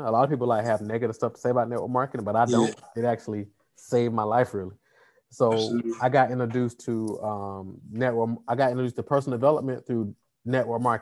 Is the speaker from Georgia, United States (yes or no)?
yes; Atlanta, Georgia, United States; I'm here from Atlanta, Georgia